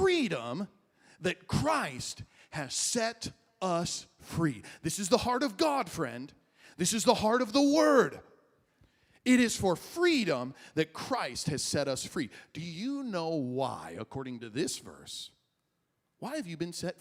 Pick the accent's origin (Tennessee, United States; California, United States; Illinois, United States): Illinois, United States; moved away as an adult; also born or lived in Dallas; I was driving home from Dallas, where I was in school, to my hometown in Illinois